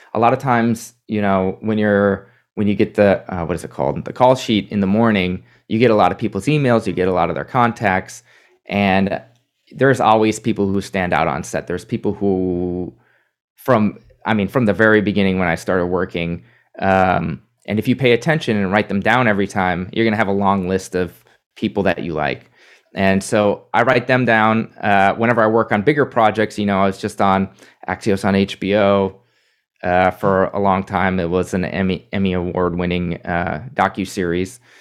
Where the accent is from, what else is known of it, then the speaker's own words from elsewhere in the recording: Minnesota, United States; now in New York, United States; my home state of Minnesota